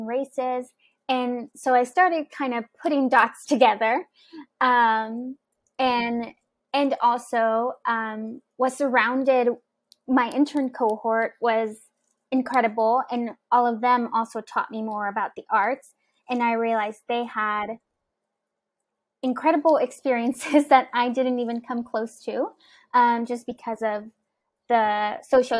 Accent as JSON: {"language": "English", "town": "Houston", "region": "Texas", "country": "United States", "tie": "born or raised there", "said": "I grew up in Houston, Texas"}